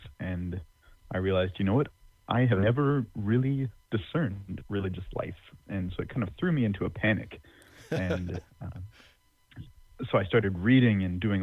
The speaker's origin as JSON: {"language": "English", "region": "Northeast Texas", "country": "United States", "tie": "born or raised there", "also_born_or_lived": "Philadelphia / Rome", "lives_now": "Tyler, United States", "said": "I grew up in Northeast Texas"}